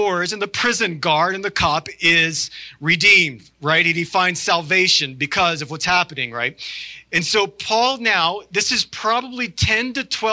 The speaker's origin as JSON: {"language": "English", "region": "the South", "country": "United States", "said": "I'm from the South"}